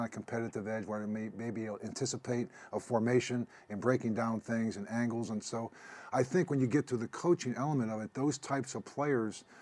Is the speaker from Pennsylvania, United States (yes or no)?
yes; Pittsburgh, Pennsylvania, United States; also born or lived in Kansas City; my hometown team